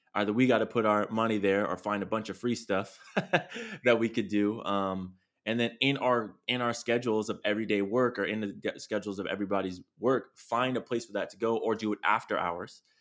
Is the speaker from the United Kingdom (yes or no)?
no; San Diego, California, United States; now in Long Beach, United States; I'm a kid from, you know, San Diego, love my hometown, live in Long Beach